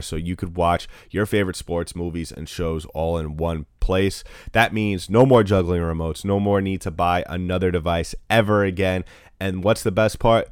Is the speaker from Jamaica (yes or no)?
no; New York, United States; I am from New York